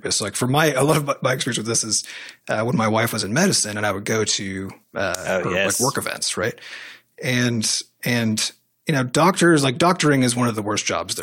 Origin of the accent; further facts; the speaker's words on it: United States; as an American